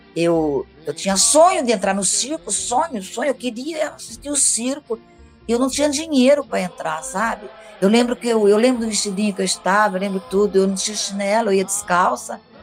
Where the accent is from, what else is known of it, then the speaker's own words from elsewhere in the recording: Araraquara, São Paulo, Brazil; moved away as an adult; eu voltei para Araquara, o interior de São Paulo, que chama-se Araraquara, onde eu nasci. E, e, lá eu tenho assim, milhões de amigos, amigos de infância